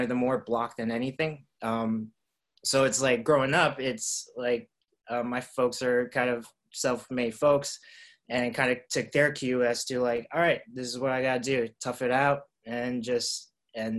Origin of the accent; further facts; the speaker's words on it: New York City, New York, United States; now in Los Angeles, United States; I grew up in Queens